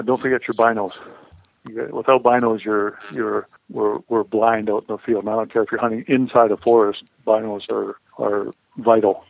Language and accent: English; Saskatchewan, Canada; that's what we grew up hunting in in Saskatchewan in Canada